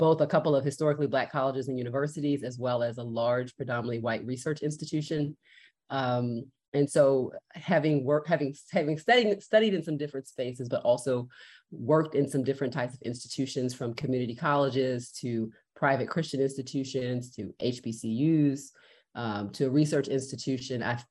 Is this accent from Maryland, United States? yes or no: yes; Baltimore, Maryland, United States; I was born and raised in Baltimore, Maryland